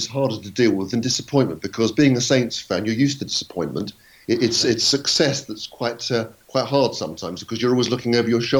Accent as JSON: {"language": "English", "region": "London", "country": "United Kingdom", "moved": "as an adult", "said": "I was 18 years old that year. It was the year I started at university. I came down from London to start at Southampton University to read law"}